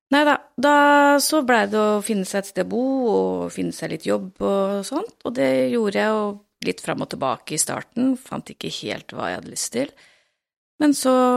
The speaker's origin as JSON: {"language": "Norwegian", "town": "Tønsberg", "region": "Vestfold", "country": "Norway", "said": "er jeg jo fra Tønsberg sjøl òg"}